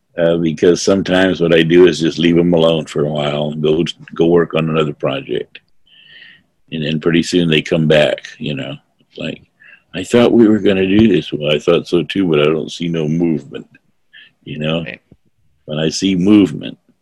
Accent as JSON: {"language": "English", "town": "North Fork", "region": "California", "country": "United States", "said": "I come from North Fork."}